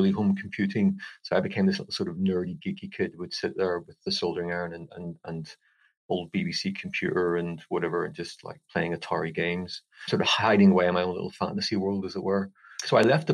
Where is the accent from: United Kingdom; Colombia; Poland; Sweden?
United Kingdom; Belfast, Northern Ireland; moved away as an adult; I grew up in Belfast, in the east of the city, in a sort of typical working class sort of Protestant area